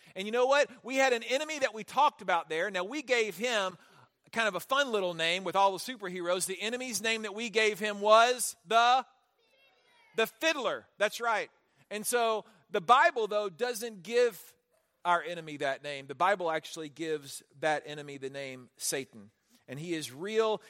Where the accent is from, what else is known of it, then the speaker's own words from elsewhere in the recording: Houston, Texas, United States; I grew up in Houston